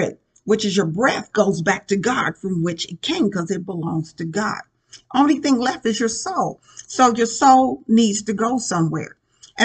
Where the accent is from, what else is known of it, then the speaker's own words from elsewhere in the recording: Indianapolis, Indiana, United States; moved away as an adult; also born or lived in Richmond, Indiana; the Lord brought me back to my hometown in Indianapolis